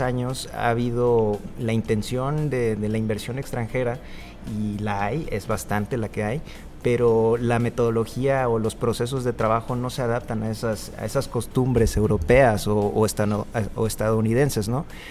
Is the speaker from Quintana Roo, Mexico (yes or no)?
yes; Cancún, Quintana Roo, Mexico; yo vengo de Cancún